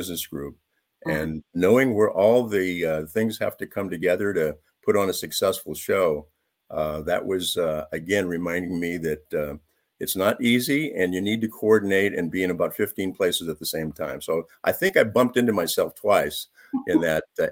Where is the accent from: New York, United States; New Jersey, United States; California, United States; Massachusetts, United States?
California, United States; San Jose; I grew up in San Jose, and that was before it's being called now Silicon Valley